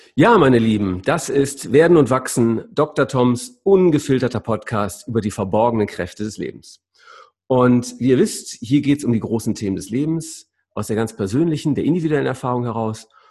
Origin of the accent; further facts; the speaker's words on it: Essen, North Rhine-Westphalia, Germany; du bist ein Kind des Reviers, Essener, wie ich